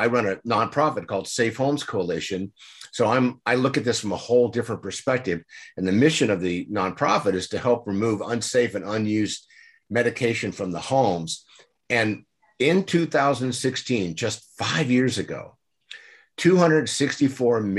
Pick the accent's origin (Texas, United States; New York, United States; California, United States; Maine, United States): California, United States; San Diego; I grew up in San Diego. I'm a native here.